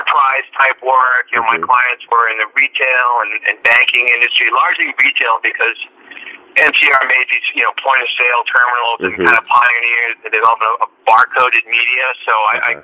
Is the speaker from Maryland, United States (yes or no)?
no; Boston, Massachusetts, United States; moved away as an adult; now in Los Angeles, United States; I'm originally a Bostonian, but I've been out this way for